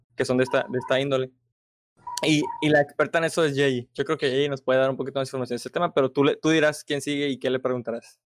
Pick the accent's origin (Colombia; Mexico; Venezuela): Mexico; como nosotros mexicanos